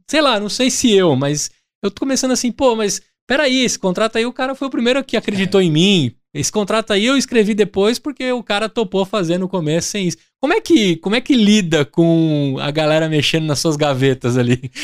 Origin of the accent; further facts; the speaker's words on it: Brazil; a gente aqui como brasileiro